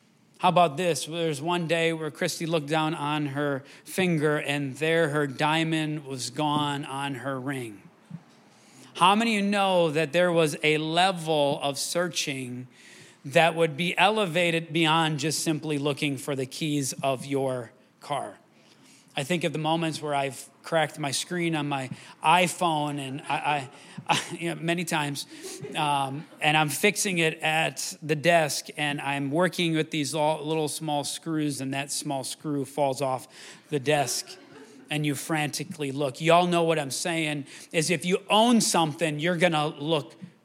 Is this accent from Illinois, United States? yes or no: no; Wisconsin River, United States; now in Rochester, United States; I grew up swimming in the Wisconsin River